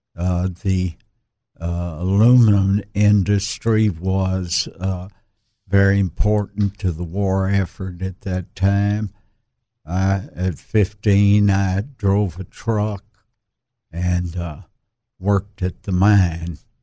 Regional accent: Little Rock, Arkansas, United States; I was born in Little Rock at the old Saint Vincent's

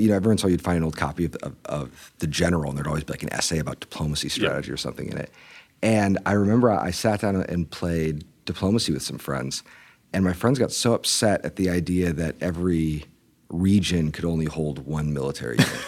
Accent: Fort Wayne, Indiana, United States; I grew up mostly in Fort Wayne, Indiana

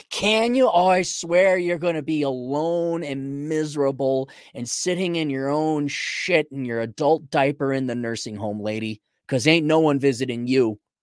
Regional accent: United States; first language English; born and raised in America, English as a first language

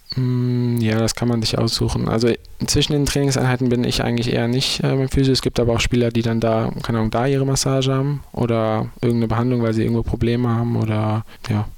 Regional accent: Düsseldorf, North Rhine-Westphalia, Germany; ich bin ja schon in Deutschland groß geworden

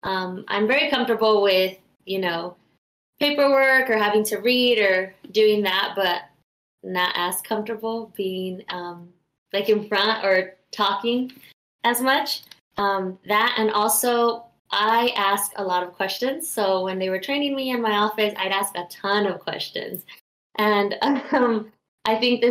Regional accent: Long Beach, California, United States; I'm from Long Beach, California

